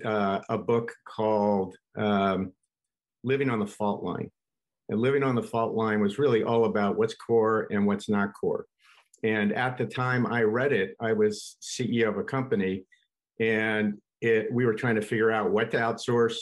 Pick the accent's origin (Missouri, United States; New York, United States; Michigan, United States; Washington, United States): New York, United States; Pleasantville; I grew up in New York in a place called Pleasantville.